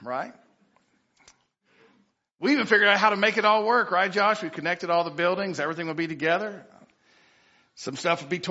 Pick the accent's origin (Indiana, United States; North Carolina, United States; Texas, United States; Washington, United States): Texas, United States; Piney Woods, East; I am from East Texas. I'm a little off. I'm really from the Piney Woods